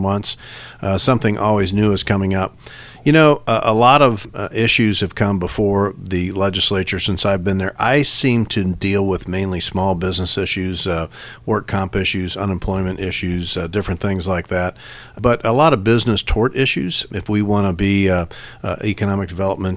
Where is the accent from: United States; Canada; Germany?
United States; St. Louis, Missouri; also born or lived in Jefferson City; I grew up in North City, St. Louis